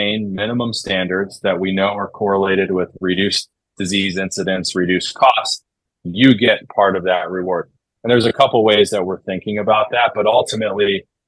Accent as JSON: {"language": "English", "town": "Chicago", "region": "Illinois", "country": "United States", "tie": "born or raised there", "also_born_or_lived": "Denver / Dartmouth", "moved": "as an adult", "lives_now": "Los Angeles, United States", "said": "I grew up in Chicago in the Midwest, like California, LA, and where I grew up might as well be, you know, two entirely different universes"}